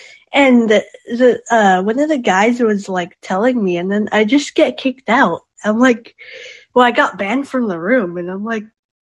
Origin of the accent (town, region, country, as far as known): California, United States